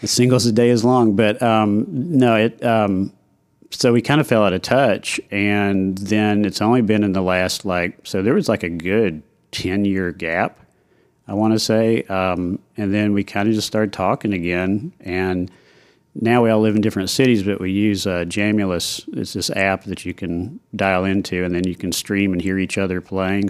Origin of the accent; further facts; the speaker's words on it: Knoxville, Tennessee, United States; moved away as an adult; now in Nashville, United States; I grew up in Knoxville